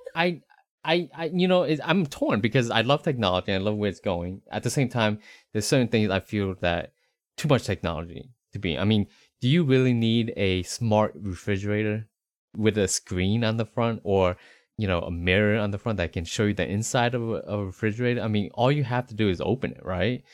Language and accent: English; Northeast United States, United States; moved away as an adult; also born or lived in Southeast United States; now in Central Texas, United States; born in the Northeast United States